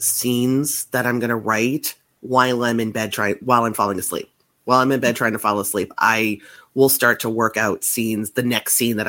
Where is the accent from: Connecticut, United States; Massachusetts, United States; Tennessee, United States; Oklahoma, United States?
Massachusetts, United States; I am from Massachusetts. I still live in Massachusetts, right outside of Boston.